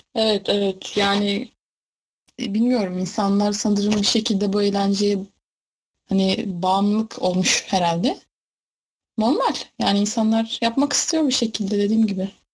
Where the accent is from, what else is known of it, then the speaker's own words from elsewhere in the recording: Sarıkamış, Kars Province, Turkey; sarı kamışlı. Sarıkamış'ta büyük bir ilçe sayılır